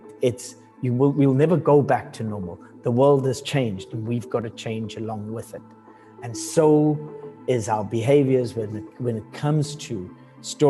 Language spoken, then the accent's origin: English; Durban, KwaZulu-Natal, South Africa; moved away as an adult; also born or lived in Johannesburg; I was born in the outskirts of the city of Durban and grew up in Durban like the first sort of 18 years of my life